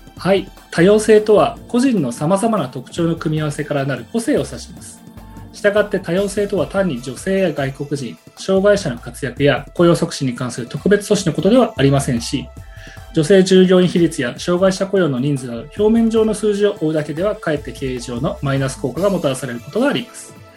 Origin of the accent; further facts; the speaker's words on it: Japan; 日本で生まれ育った中年の日本人です